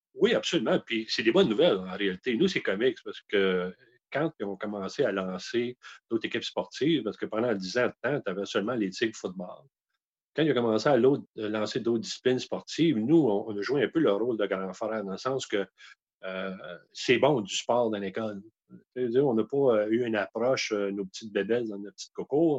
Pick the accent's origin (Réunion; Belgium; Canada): Canada; Outaouais, Quebec; chez nous en Outaouais